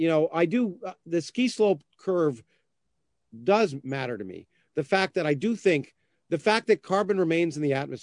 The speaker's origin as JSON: {"language": "English", "country": "Canada", "tie": "born or raised there", "moved": "as an adult", "lives_now": "United States", "said": "I grew up in Canada"}